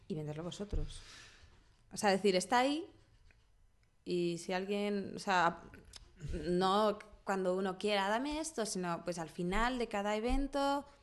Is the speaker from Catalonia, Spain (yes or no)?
no; Toledo, Castilla-La Mancha, Spain; De Toledo.